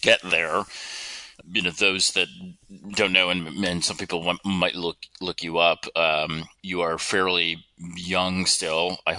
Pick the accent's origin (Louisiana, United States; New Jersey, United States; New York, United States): New York, United States; upstate; accent: upstate New York; I grew up in upstate New York, and I never thought that, you know, I had an accent or said, you know, things strangely compared to the rest of the country and the rest of the world.